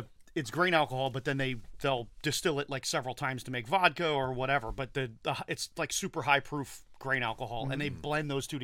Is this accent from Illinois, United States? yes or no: no; New Jersey, United States; I'm from New Jersey.